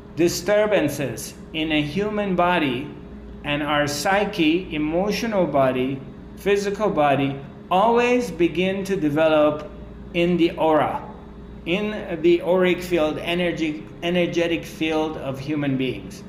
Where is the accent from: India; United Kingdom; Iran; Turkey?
Iran; I come from Persian culture, Iranian culture.